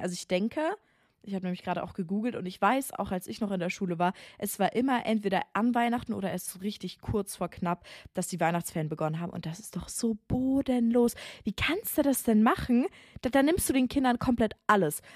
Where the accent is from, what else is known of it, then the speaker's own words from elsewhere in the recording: Bavaria, Germany; moved away; Also ich komme ja aus Bayern